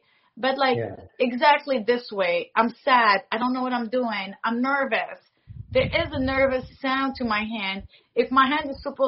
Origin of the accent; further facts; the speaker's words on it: Morocco; I'm from Morocco